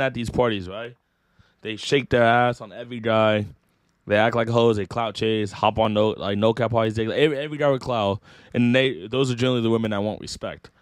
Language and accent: English; Rocklin, California, United States; I'm from Rockland, like, five minutes away